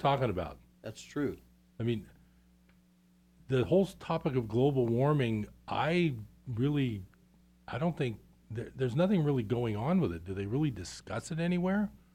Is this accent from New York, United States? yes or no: no; East Bay, California, United States; I grew up in the East Bay